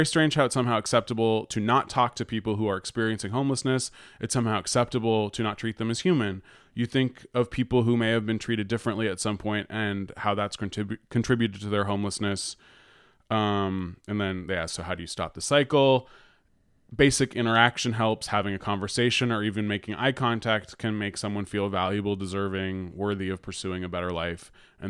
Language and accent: English; San Francisco, California, United States; And then I was just thinking, like, I don't know, growing up in San Francisco, where there's always been like a lot of homeless people, you grow up learning.